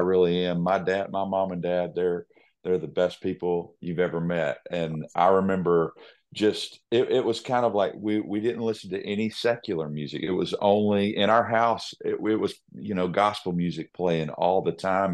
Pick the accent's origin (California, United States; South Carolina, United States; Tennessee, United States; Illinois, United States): Tennessee, United States; Nashville; I was born and raised in Music City